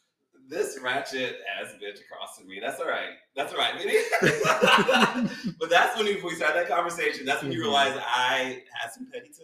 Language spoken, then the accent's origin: English; Tennessee, United States; So just for background, like I said, I grew up in Tennessee. So like I lived in a really small town until I was 22 years old.